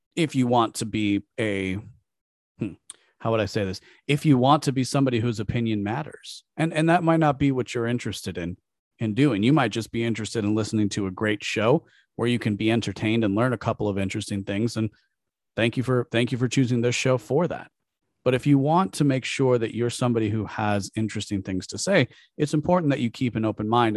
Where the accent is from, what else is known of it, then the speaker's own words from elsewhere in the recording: United States; Growing up as an American